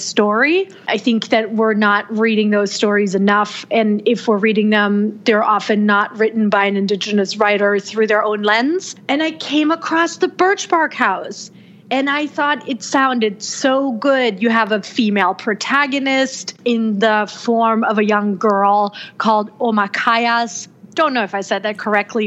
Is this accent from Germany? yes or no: yes; Germany; now in United States; I was born and raised in Germany